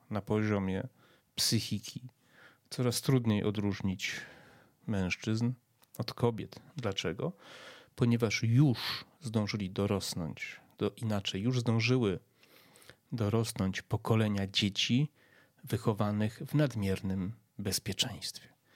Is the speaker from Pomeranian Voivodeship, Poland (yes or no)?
no; Przemyśl, Subcarpathian Voivodeship, Poland; ja pochodzę z Przemyśla